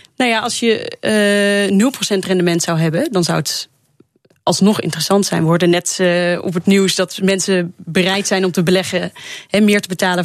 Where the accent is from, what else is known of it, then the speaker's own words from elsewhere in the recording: Netherlands; gewoon als Nederlander